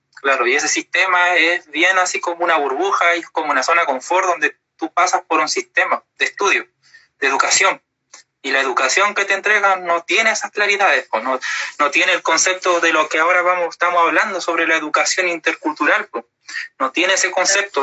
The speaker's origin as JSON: {"language": "Spanish", "town": "Puerto Montt", "region": "Los Lagos", "country": "Chile", "tie": "born or raised there", "said": "me nací, me crié todo acá en Puerto Montt"}